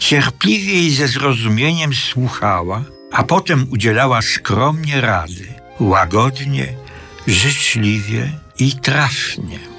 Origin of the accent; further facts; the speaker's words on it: Czechowice, Silesian Voivodeship, Poland; born there; 11 listopada 1933 roku urodziłem się w Czechowicach, wtedy jeszcze bez dzieci.